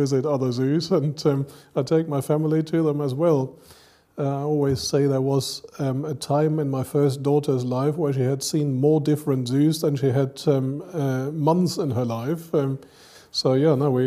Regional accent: Cologne, North Rhine-Westphalia, Germany; moved away as an adult; also born or lived in United Kingdom / Madagascar; now in Dublin, Ireland; And I grew up very closely to a zoo, Cologne Zoo, where I come from. I was born in Cologne

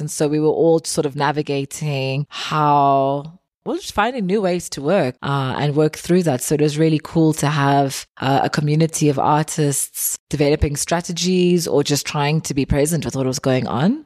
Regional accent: Eastern Cape, South Africa; growing up in South Africa

